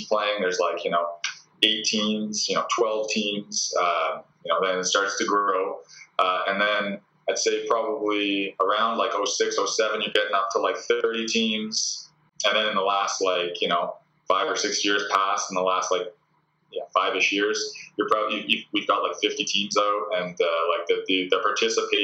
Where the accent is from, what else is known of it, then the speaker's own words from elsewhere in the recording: Port Moody, British Columbia, Canada; moved away as an adult; also born or lived in Kitsilano, Vancouver; now in Vancouver, Canada; So I'm from Port Moody originally, so which is about 45-minute drive out. But I moved into Kitts probably around 2008